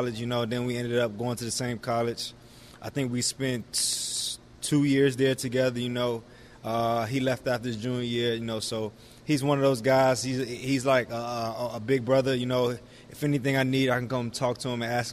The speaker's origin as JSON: {"language": "English", "town": "Washington", "region": "District of Columbia", "country": "United States", "tie": "born or raised there", "also_born_or_lived": "Prince George's County, Maryland", "said": "grew up, born and raised in Washington, D.C. and in P.G. County"}